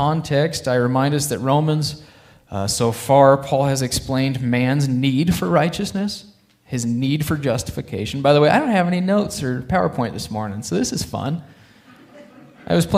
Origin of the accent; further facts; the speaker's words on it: Alliance, Nebraska, United States; I grew up in Alliance, Nebraska